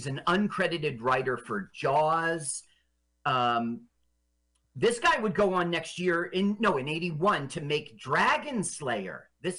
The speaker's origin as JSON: {"language": "English", "town": "Las Vegas", "region": "Nevada", "country": "United States", "tie": "born or raised there", "said": "We're not quite in Las Vegas yet because I did a lot of growing up in Vegas."}